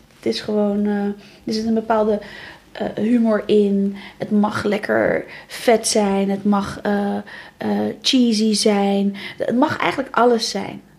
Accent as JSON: {"language": "Dutch", "town": "Alblasserdam", "region": "South Holland", "country": "Netherlands", "tie": "born or raised there", "moved": "yes", "lives_now": "Rotterdam, Netherlands", "said": "geboren in Alblasserdam."}